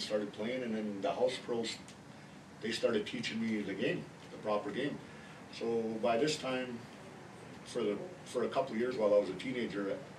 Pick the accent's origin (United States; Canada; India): Canada; Colin Lake, Alberta; first language Cree; English is a second language; I was born and raised in Colin Lake, Alberta. That is just 2 hours north of Edmonton. My grandparents raised me there. I was born to trap, fish, hunt, do chores, understand and speak our language.